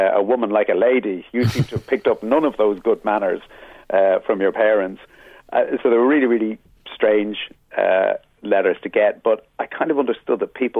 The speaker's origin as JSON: {"language": "English", "town": "Dublin", "region": "Leinster", "country": "Ireland", "tie": "born or raised there", "also_born_or_lived": "England", "said": "I grew up in the in Dublin in the 80s in Ballybrack"}